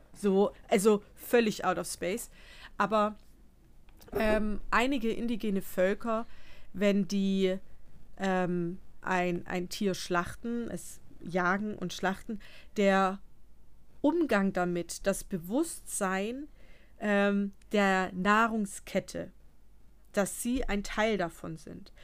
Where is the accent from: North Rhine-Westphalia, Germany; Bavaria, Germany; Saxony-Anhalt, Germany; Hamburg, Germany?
Bavaria, Germany; bei uns in Bayern